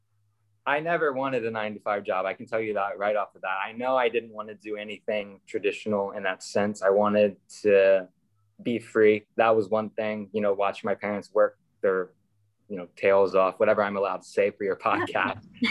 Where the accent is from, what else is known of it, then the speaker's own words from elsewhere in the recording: Virginia, United States; Virginia, I'm from Virginia. We have a really solid competition team in Virginia. So we went to World Finals every year for my high school years